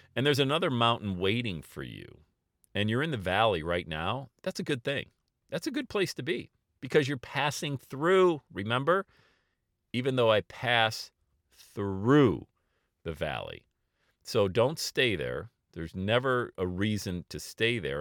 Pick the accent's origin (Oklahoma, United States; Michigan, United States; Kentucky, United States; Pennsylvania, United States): Pennsylvania, United States; Bradford; now in Cincinnati, United States; growing up in Bradford, P